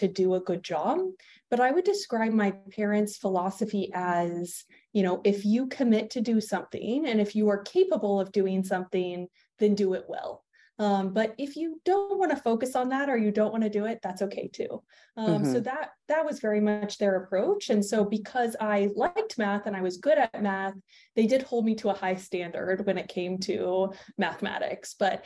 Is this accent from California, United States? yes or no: yes; East Bay, Bay Area, California, United States; also born or lived in Massachusetts / Georgia; now in Seattle, United States; I grew up in the Bay Area, in the East Bay.